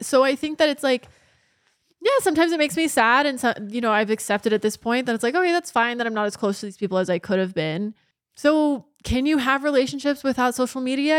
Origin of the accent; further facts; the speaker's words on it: Orange County, Southern California, United States; growing up in Orange County, Southern California, my entire life